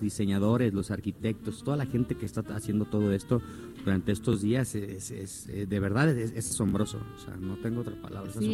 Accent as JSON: {"language": "Spanish", "town": "Puerto Vallarta", "region": "Jalisco", "country": "Mexico", "tie": "born or raised there", "moved": "yes", "said": "yo regresé a mi lugar de origen, yo soy nativo de Puerto Vallarta"}